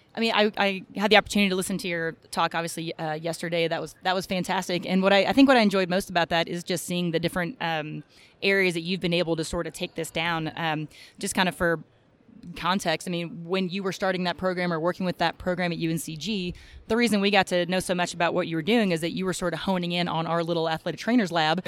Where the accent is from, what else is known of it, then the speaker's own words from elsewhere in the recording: Texas, United States; I'm from Texas, so we have drill team, color guard